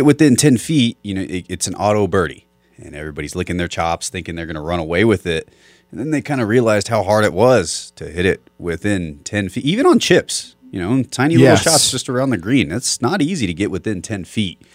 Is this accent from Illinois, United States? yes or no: no; South Texas, United States; now in Albuquerque, United States; I'm from Texas, and that's, you know, year-round state, South Texas